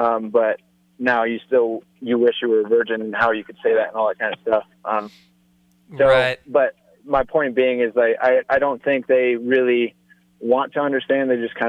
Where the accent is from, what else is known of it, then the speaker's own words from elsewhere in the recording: Parker, Colorado, United States; First of all, I just wanted to say I'm from Parker, so I think it's kind of cool that we have someone from my hometown talking.